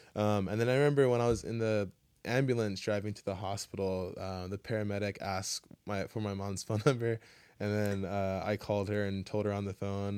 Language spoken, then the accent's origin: English; Kailua, Hawaii, United States; I grew up in Kailua